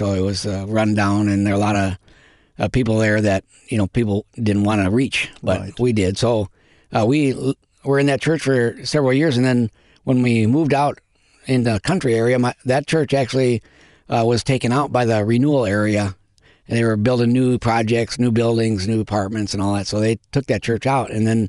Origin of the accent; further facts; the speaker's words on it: Minneapolis, Minnesota, United States; moved away as an adult; now in Japan; we are missionaries in Japan. I grew up in Minneapolis, Minnesota. My parents were Christians, and we went to church all the time.